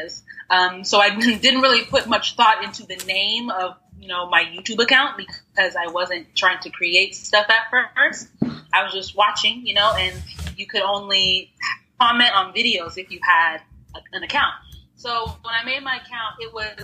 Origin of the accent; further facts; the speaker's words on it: Texas, United States; now in Austin, United States; I consider myself a Texan now. I've been here for, since I was like 12.